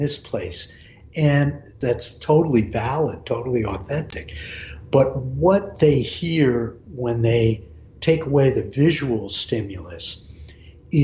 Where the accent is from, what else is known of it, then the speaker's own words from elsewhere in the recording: Hudson Valley, New York, United States; growing up in the Hudson Valley in New York